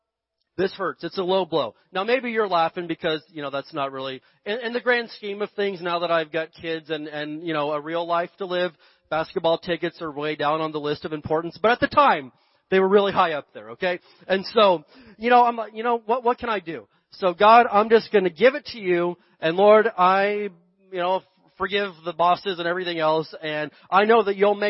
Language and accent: English; Barstow, California, United States; we're from Barstow